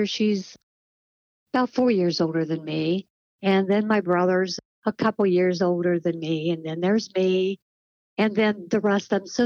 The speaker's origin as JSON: {"language": "English", "town": "Marietta", "region": "Ohio", "country": "United States", "tie": "born or raised there", "said": "I was born and raised in Marietta, Ohio, out on State Route 26"}